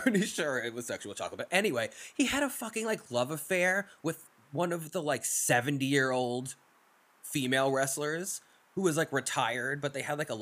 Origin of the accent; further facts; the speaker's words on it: New York, United States; accent: New York; my New York accent